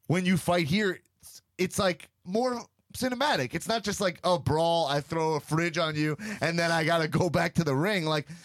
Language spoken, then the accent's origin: English; Long Island, New York, United States; I grew up in Long Island.